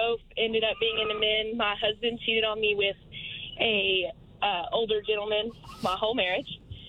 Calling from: Fort Gibson, Oklahoma, United States; I am calling from Fort Gibson, Oklahoma.

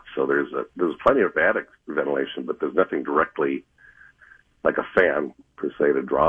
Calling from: Fridley, Minnesota, United States; Fridley, Minnesota.

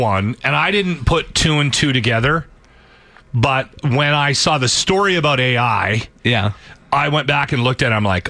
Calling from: Edmonton, Alberta, Canada; I'm calling from Edmonton, Alberta, Canada

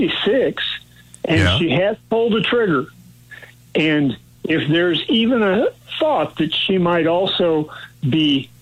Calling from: Hallsville, United States

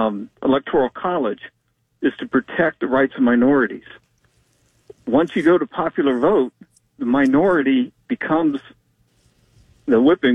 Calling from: Nashville, Tennessee, United States

